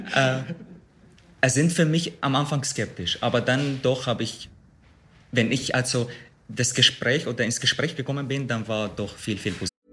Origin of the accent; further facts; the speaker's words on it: Syria; German is a second language; moved away as an adult; now in Austria; lernte ich in Syrien